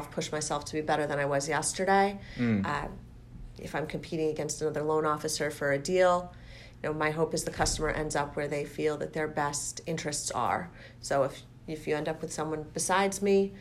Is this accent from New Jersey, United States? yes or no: no; Falmouth, Massachusetts, United States; I grew up in Falmouth. So I went through the Falmouth schools, graduated, went off to college, and came back here